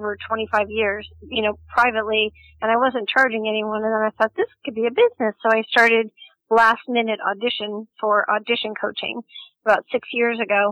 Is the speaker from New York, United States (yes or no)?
no; Los Angeles, California, United States; I grew up in Los Angeles in the 60s, 70s, and 80s